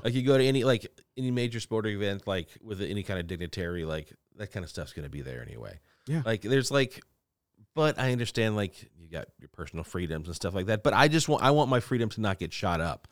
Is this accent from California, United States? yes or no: no; Louisiana, United States; I'm from Louisiana, from the South